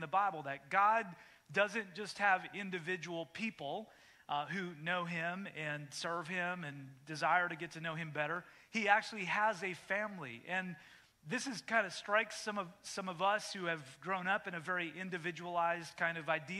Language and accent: English; Canada; moved away; when I grew up in Canada, when I moved here